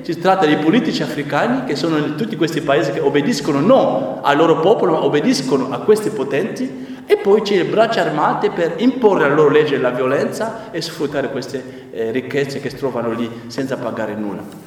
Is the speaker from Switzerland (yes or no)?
no; DR Congo; Italian is a second language; now in Italy; il mio paese, il Congo